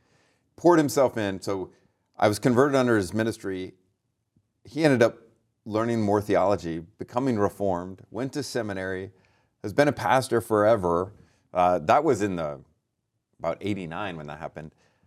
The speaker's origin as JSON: {"language": "English", "town": "Lodi", "region": "California", "country": "United States", "tie": "born or raised there", "said": "So I was born and raised in Lodi, which is great."}